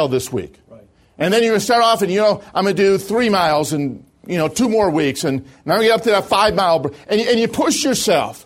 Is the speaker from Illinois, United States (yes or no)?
yes; Chicago, Illinois, United States; moved away; I'm originally from Chicago.